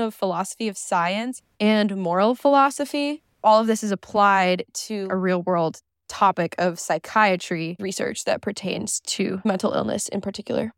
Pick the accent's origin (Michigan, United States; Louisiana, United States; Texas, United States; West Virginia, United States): Michigan, United States; I grew up in Michigan